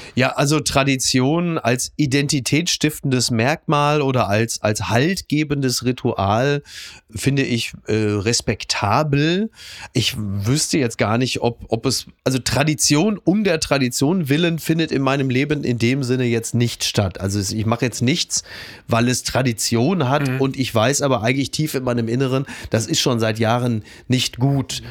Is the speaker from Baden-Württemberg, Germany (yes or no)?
no; Ruhr area, North Rhine-Westphalia, Germany; moved away; ich komme aus dem Ruhrgebiet